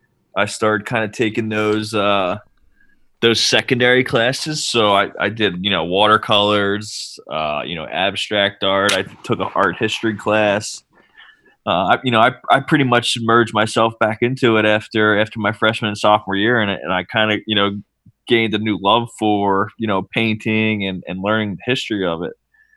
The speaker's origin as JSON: {"language": "English", "town": "Cape May", "region": "New Jersey", "country": "United States", "said": "I'm from Cape May, New Jersey."}